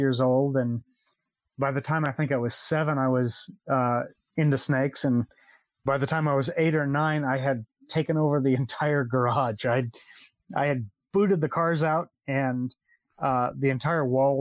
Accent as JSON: {"language": "English", "region": "Southern California", "country": "United States", "tie": "born or raised there", "moved": "as an adult", "lives_now": "Costa Rica", "said": "I'm originally from California. Lived in Southern California almost all my life"}